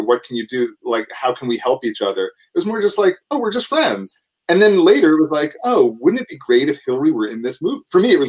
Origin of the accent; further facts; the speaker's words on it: New York, United States; now in Los Angeles, United States; And you forget, I'm a New Yorker, so I like weather. I mean, okay. I love L.A., but I do like my weather.